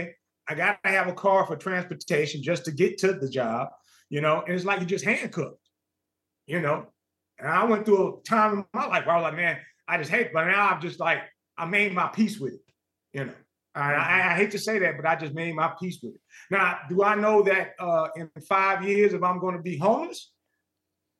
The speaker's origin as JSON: {"language": "English", "town": "Los Angeles", "region": "California", "country": "United States", "tie": "born or raised there", "also_born_or_lived": "Lynwood, California", "said": "my house that I grew up in Los Angeles"}